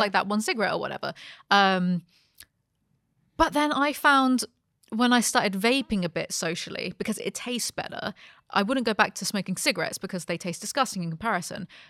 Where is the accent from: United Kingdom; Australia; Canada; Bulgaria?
United Kingdom; I grew up being British.